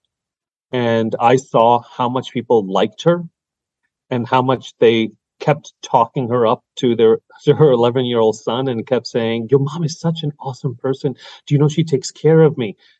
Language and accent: English; New York City, New York, United States; also born or lived in Long Island, New York; I grew up in Brooklyn and Queens and then Long Island for high school and, you know, middle school